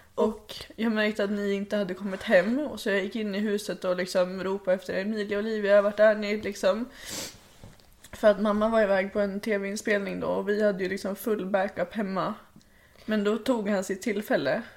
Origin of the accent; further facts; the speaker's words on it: Hölö, Stockholm County, Sweden; also born or lived in Tullgarn; jag föddes 2001 i Hölö som är i närheten av Nyköping